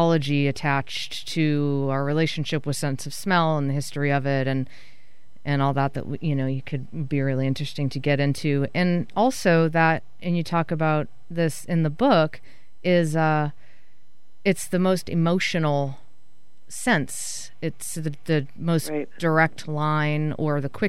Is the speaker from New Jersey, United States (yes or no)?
no; Massachusetts, United States; I grew up in Massachusetts